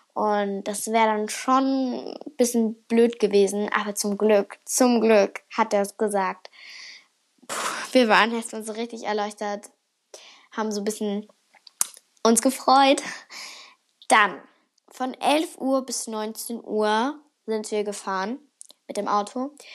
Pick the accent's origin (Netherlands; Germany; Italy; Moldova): Germany; now in Finland